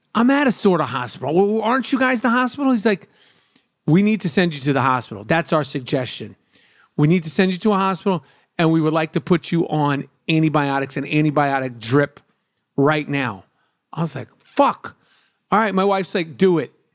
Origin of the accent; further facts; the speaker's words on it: New York City, New York, United States; growing up in New York City